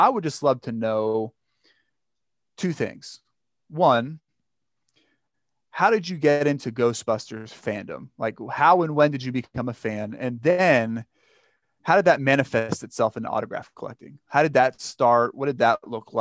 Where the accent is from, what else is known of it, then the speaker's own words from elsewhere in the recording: Orlando, Florida, United States; growing up in Orlando